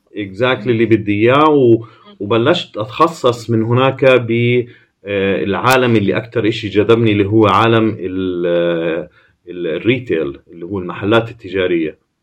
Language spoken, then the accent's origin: Arabic; Jordan; moved away as an adult; also born or lived in Amman / United States / Milan; احنا من الاردن